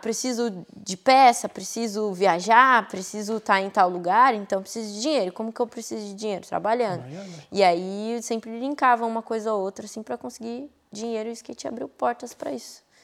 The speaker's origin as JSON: {"language": "Portuguese", "town": "Taboão da Serra", "region": "São Paulo", "country": "Brazil", "tie": "born or raised there", "moved": "as an adult", "said": "onde eu cresci, que eu, eu nasci no Taboão da Serra, né? Ali, Butantã e tal"}